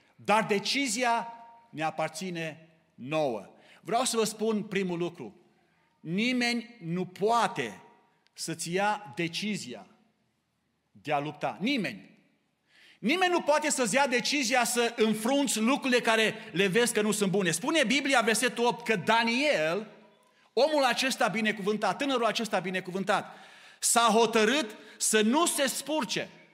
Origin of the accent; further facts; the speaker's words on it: Romania; now in Canada; dacă suntem români, tot rămânem cu costumul nostru național